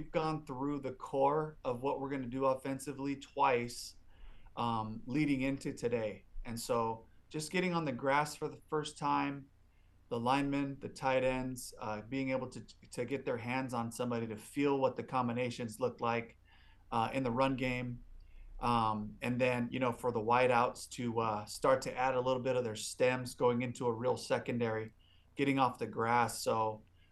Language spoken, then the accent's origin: English; Los Angeles, California, United States; also born or lived in Seattle, Washington; now in Tampa, United States; I'm from Los Angeles, California